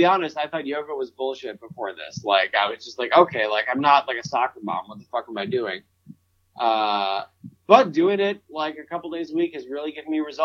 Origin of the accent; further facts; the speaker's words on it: Central New York, United States; I'm from Central New York